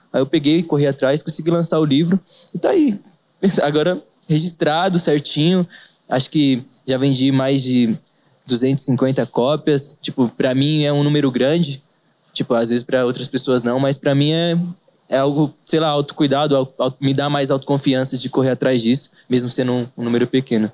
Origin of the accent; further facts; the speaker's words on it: Avaré, São Paulo, Brazil; Sou de Avaré, continuei mesmo